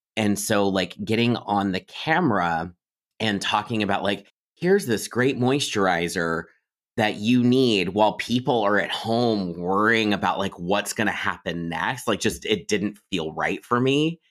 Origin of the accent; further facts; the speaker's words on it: Miamisburg, Ohio, United States; I grew up in Ohio in a town called Miamisburg